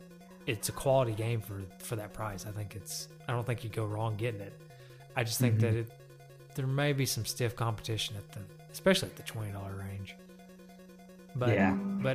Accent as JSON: {"language": "English", "town": "Loudon", "region": "Tennessee", "country": "United States", "tie": "born or raised there", "said": "Loudoun for a minute. Our hometown."}